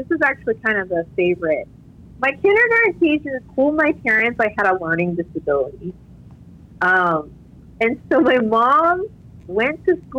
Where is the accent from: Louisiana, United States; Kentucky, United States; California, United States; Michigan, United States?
California, United States; moved away as an adult; also born or lived in New York / New Orleans / Vietnam; now in Arkansas, United States; I grew up in California, I went to school in New York